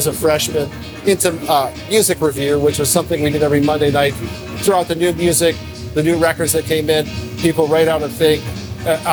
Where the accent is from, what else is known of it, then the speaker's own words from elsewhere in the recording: Detroit, Michigan, United States; I grew up in Detroit